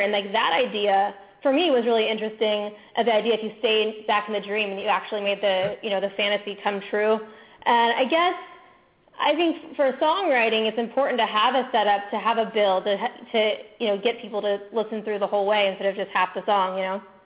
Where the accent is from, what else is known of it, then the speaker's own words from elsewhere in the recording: Orlando, Florida, United States; I'm originally from Orlando, Florida, where I grew up going to Disneyland all the time